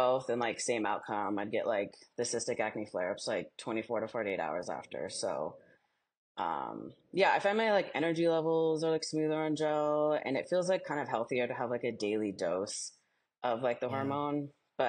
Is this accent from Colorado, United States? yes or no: yes; Denver, Colorado, United States; I am from Denver